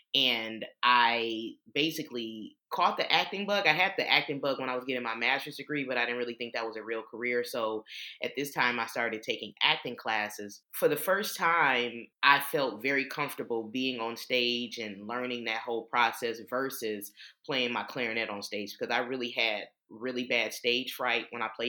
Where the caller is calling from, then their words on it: Powder Springs, Georgia, United States; I am joining you from the wonderful suburb of Atlanta, Georgia, Powder Springs, Georgia.